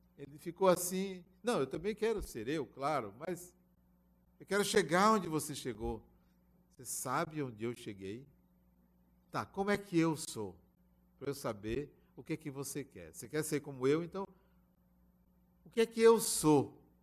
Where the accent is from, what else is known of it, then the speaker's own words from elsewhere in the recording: Bahia, Brazil; eu sou baiano